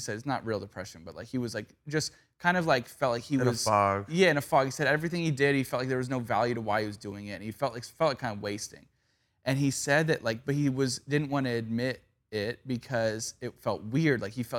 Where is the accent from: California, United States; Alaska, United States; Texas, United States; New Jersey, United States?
California, United States; Valencia; born or raised there